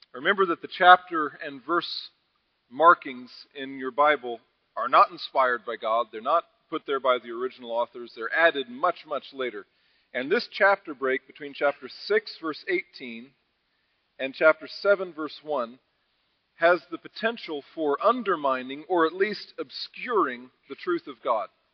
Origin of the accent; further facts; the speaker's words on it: United States; we as American evangelicals